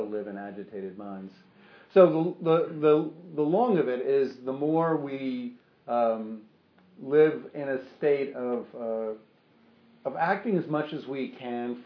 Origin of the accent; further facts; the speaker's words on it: New York, United States; as a New Yorker, you'd think I would learn this. I've been here all my life, and you know, or for much of my life